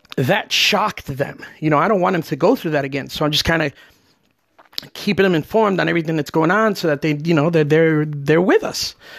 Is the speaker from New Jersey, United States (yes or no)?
yes; New Jersey, United States; now in Florida, United States; I'm from New Jersey